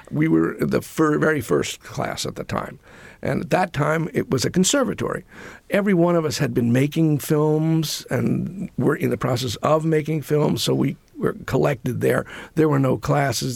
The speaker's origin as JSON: {"language": "English", "town": "New York City", "region": "New York", "country": "United States", "tie": "born or raised there", "said": "I grew up in New York."}